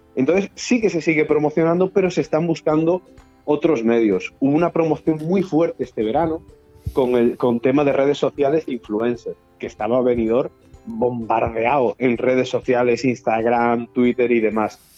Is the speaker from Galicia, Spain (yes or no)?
yes; Galicia, Spain; moved away; also born or lived in Balearic Islands / Canary Islands / Andalusia / Valencian Community; soy de Benidorm, por supuesto, yo, nací en Galicia